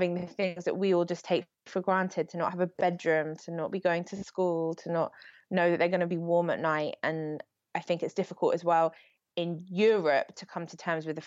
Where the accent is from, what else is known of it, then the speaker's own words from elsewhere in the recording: United Kingdom; as British people